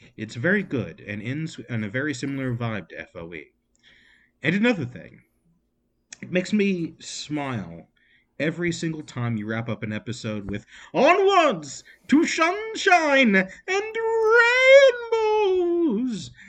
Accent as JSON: {"language": "English", "country": "United States", "said": "I'm an American"}